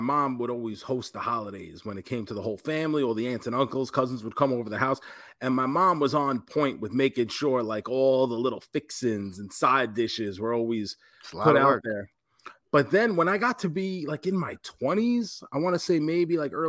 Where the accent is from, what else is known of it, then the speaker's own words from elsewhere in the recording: New York, United States; now in Tampa, United States; I mean, well, listen, I claim it now. Like, I don't say I'm from New York anymore. When people say, where are you from? I say Tampa, Florida.